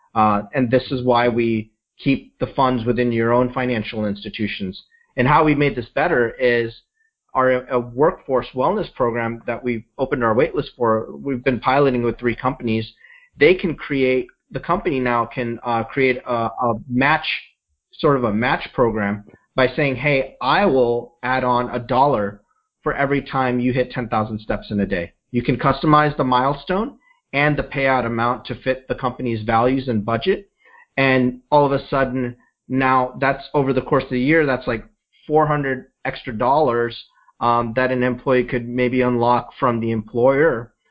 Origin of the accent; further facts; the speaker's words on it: Midwest, United States; I grew up in the Midwest, and my parents had a small business